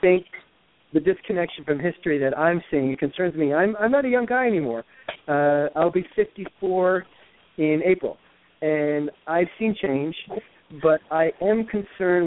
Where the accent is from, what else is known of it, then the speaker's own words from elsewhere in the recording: New York, United States; moved away as an adult; also born or lived in Los Angeles; now in Connecticut, United States; I grew up in New York and the first 24 years of my life, and then the next 24 years I spent in Los Angeles, and then I moved back here to Connecticut in 2010